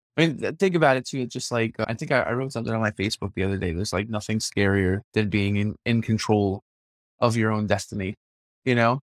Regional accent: New York City, New York, United States; I'm from Brooklyn. Like, Yeah. I've grown up with people of all different shapes and sizes

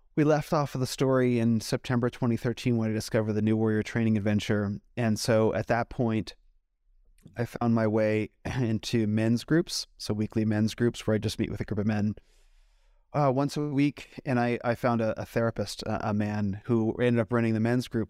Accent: United States; growing up in America

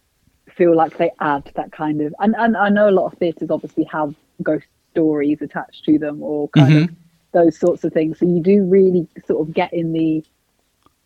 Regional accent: Northampton, East Midlands, United Kingdom; I'm from the Midlands. I'm from Northampton.

